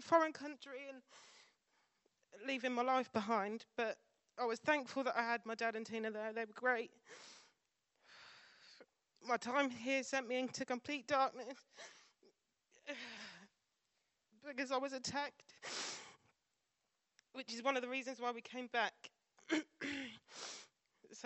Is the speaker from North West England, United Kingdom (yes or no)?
no; near Newbury, South East England, United Kingdom; also born or lived in Scotland; I was born in Scotland and I grew up on a farm in a little village near Newbury.